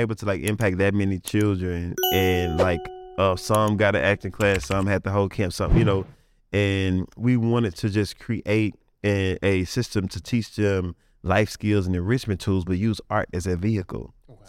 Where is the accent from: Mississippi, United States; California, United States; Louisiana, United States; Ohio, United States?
Mississippi, United States; Coldwater; I'm from Coldwater, Mississippi, so we didn't have nothing. We didn't have no arts, nothing.